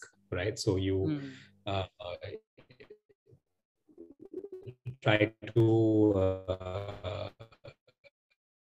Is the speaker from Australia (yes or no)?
no; Jamshedpur, Jharkhand, India; moved away as an adult; also born or lived in United States / Delhi; I was born and raised in Jamshedpur, which is a very nice town in Jharkhand.